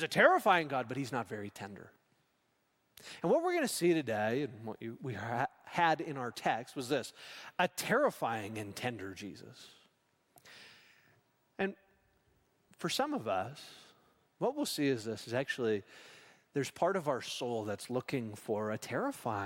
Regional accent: Saskatchewan, Canada; I grew up in Saskatchewan.

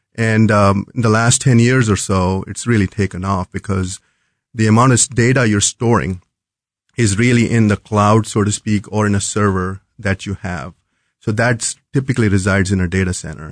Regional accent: New Delhi, Delhi, India; moved away as an adult; also born or lived in North Carolina / Chicago; now in Kansas City, United States; Was born and brought up in New Delhi and, uh, came here as a student many, many years ago.

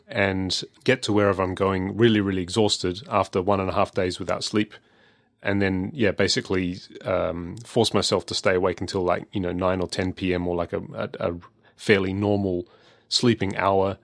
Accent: Adelaide, South Australia, Australia; I'm from Adelaide

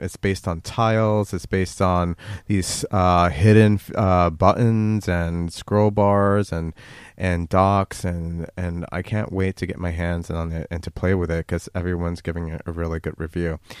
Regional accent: United States; the United States, my home country

